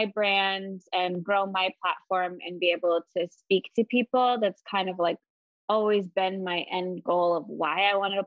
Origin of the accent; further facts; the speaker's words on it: Iowa, United States; also born or lived in Wisconsin / Minneapolis; I grew up in Iowa